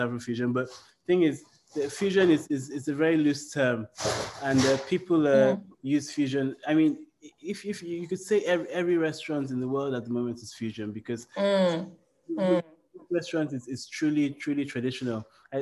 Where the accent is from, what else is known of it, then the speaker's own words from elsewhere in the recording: Nigeria; now in London, United Kingdom; I'm Nigerian